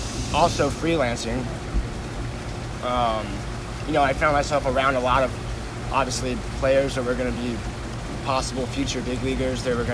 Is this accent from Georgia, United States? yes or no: yes; Georgia, United States; No, so I grew up over on Whitfield Avenue, like Halcyon Bluff.